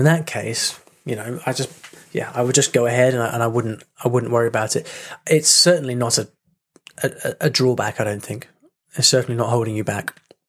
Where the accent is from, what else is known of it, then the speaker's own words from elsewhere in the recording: Ukraine; English is a second language; The thing is, I'm a teacher of English, but English is not my native language. I'm from Ukraine.